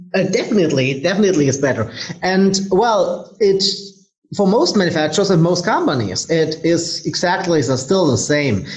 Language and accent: English; Germany; I'm from Germany.